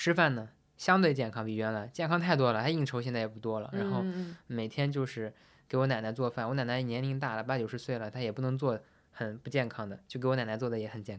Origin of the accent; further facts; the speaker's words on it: Shanxi, China; 虽然我是山西人